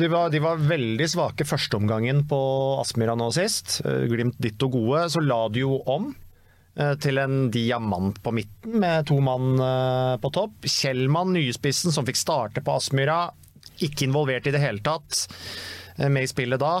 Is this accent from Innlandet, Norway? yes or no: yes; Innlandet, Norway; vi er jo fra Innlandet begge to. Riktignok fra, fra hver sin side av Mjøsa